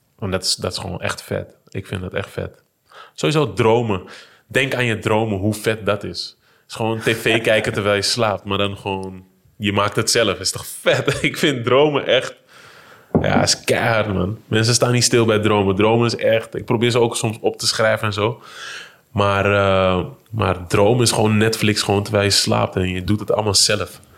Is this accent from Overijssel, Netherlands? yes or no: no; Amsterdam, North Holland, Netherlands; waar ik ben opgegroeid in, eh, de Vogelbuurt in, eh, Holendrecht.